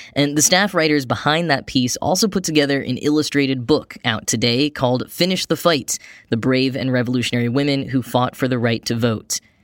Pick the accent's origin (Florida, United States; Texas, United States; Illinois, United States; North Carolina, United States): Texas, United States; Grapevine; moved away; also born or lived in New York; I grew up in a town called Grapevine, Texas